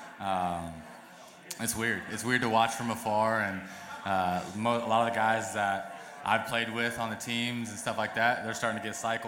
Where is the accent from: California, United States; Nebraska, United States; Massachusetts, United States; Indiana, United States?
Indiana, United States; I grew up in Indiana